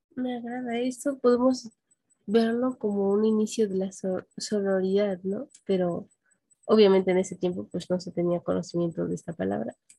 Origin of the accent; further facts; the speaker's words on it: Mexico; nosotros como mexicanos